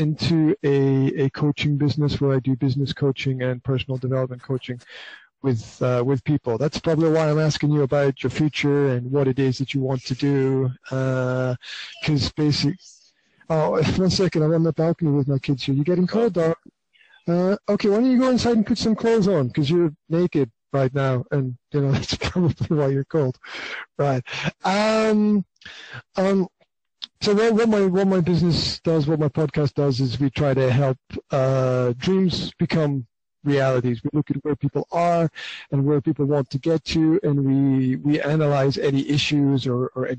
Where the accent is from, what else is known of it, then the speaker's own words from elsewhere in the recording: Scotland, United Kingdom; moved away as an adult; now in Slovakia; I'm from Scotland originally, but I've been living in Slovakia for the last 15 years